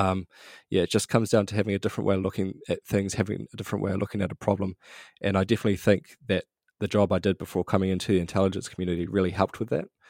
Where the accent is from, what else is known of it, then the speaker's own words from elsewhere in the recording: New Zealand; grew up middle class New Zealand, just a, a quite a normal upbringing